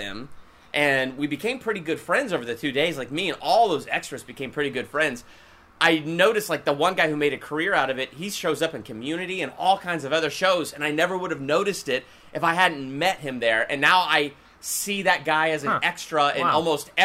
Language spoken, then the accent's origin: English; Columbus, Ohio, United States; I was born and raised in Columbus, Ohio